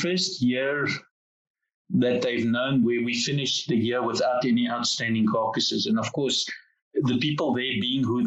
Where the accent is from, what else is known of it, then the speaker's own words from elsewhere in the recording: South Africa; being South African guys